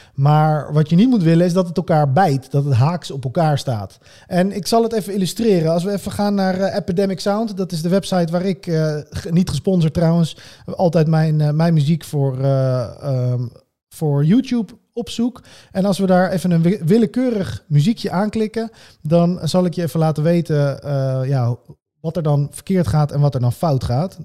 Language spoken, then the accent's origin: Dutch; Netherlands; Wij als Nederlanders